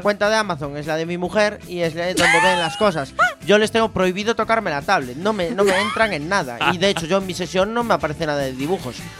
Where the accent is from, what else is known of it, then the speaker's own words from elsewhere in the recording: Spain; somos españoles